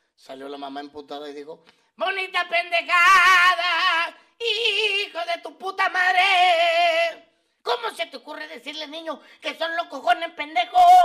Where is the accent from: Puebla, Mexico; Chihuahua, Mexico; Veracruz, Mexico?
Chihuahua, Mexico; soy de Chihuahua